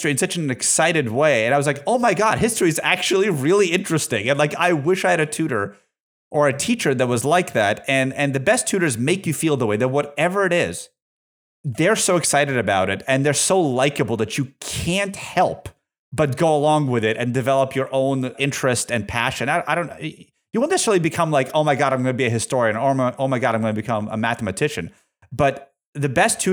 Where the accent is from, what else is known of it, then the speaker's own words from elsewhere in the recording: Russia; also born or lived in Massachusetts, United States; now in United States; I'm from Soviet Russia